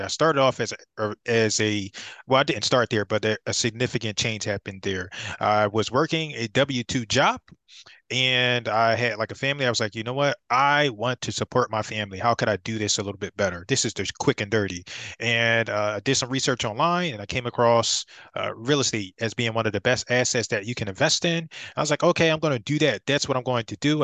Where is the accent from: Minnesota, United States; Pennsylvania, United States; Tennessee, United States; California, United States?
Pennsylvania, United States; Philadelphia; I'm from Philadelphia